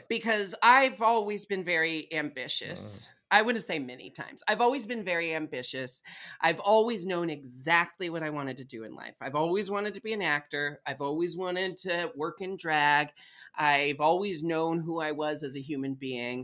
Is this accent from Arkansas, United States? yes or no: no; Portland, Oregon, United States; I was raised in Portland, Oregon